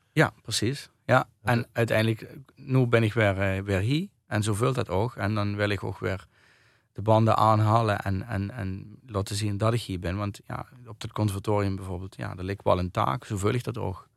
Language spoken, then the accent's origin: Dutch; Kerkrade/Heerlen area, Limburg, Netherlands; also born or lived in Nijmegen; now in Ubachsberg, Netherlands; ik woon in Kenberg. Ik ben eigenlijk van Kerkhoorn.